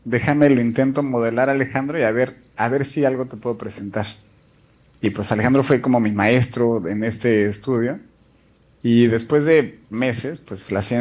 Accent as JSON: {"language": "Spanish", "region": "Mexico City", "country": "Mexico", "moved": "as an adult", "lives_now": "Vienna, Austria", "said": "yo soy de la Ciudad de México y trabajé como por cinco años en la policía de la Ciudad de México."}